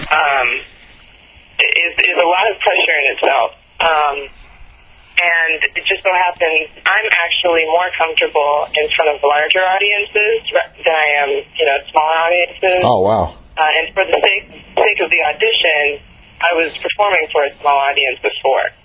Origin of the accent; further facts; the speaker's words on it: New York, United States; I'm from New York